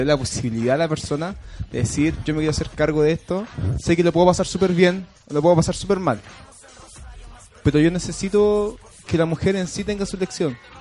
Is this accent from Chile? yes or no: yes; Chile; Somos todos hermanos porque somos chilenos